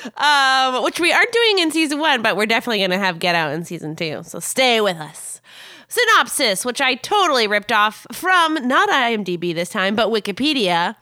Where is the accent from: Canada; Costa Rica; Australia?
Canada